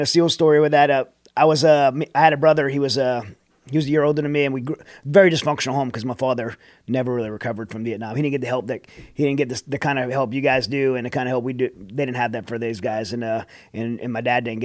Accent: Raceland, Louisiana, United States; I grew up in Raceland, Louisiana. Really South Louisiana

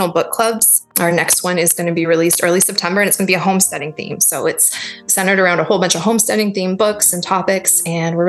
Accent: Toronto, Ontario, Canada; I grew up in Toronto

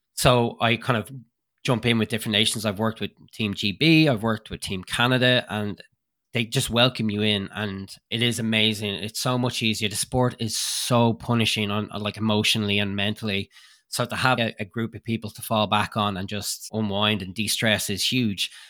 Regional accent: Ireland; moved away as an adult; now in Lake Placid, United States; I moved over from Ireland to be closer to the Lake Placid training facility

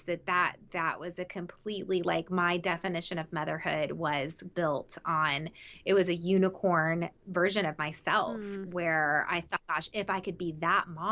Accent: the South, United States; I grew up in the South

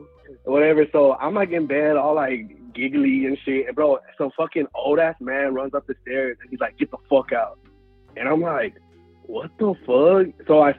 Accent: Houston, Texas, United States; I'm from Houston. So, like, Houston's so big

